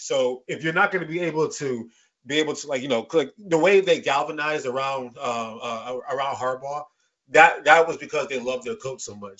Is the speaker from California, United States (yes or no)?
no; Detroit, Michigan, United States; also born or lived in London, England; I was born overseas in London, England, right? I moved uh, to uh, Detroit, Michigan when I was at the age of two